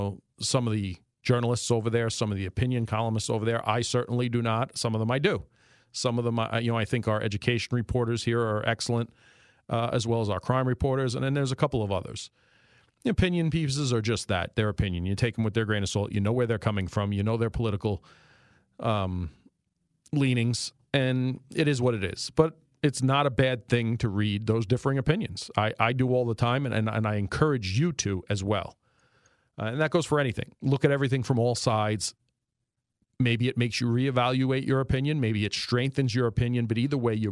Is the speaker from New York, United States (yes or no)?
yes; New York, United States; accent: New York; moved away as an adult; also born or lived in D.C. Annapolis area; now in Northeast Pennsylvania, United States; I've lived here 20 years. And a lot of you guys still harass me about my New York accent